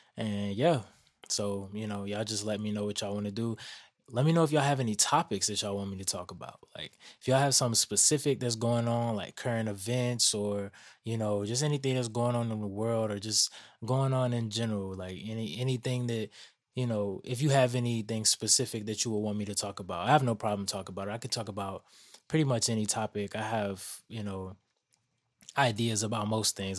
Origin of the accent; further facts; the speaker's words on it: Atlanta, Georgia, United States; growing up in Atlanta